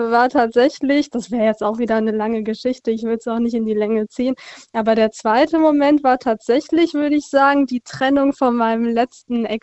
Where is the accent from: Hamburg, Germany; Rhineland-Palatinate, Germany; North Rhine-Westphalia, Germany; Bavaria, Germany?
Rhineland-Palatinate, Germany; Frankenthal; Äh, aus Frankenthal.